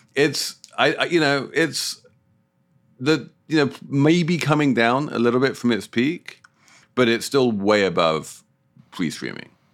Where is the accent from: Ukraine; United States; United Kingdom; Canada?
United Kingdom; as a Brit